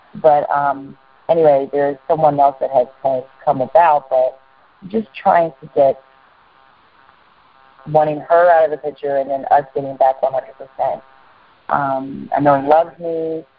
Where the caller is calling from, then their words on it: North Carolina, United States; North Carolina.